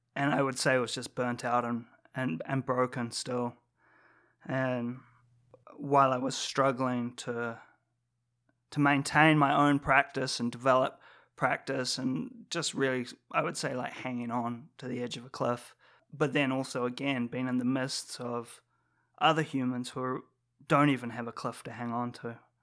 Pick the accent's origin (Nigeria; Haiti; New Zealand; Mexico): New Zealand; growing up in New Zealand